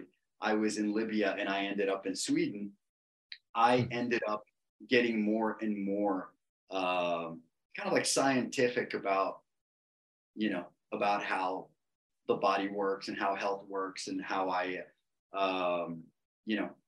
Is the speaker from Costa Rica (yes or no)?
yes; Costa Rica; I'm from Costa Rica